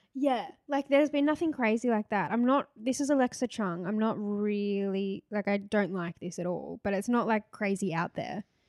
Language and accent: English; Gold Coast, Queensland, Australia; moved away; we're both from the Gold Coast